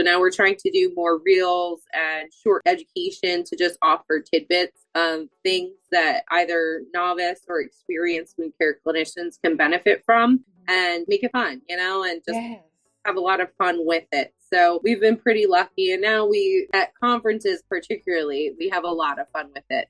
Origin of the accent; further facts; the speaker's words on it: Boyertown, Pennsylvania, United States; I'm originally from Boyertown, Pennsylvania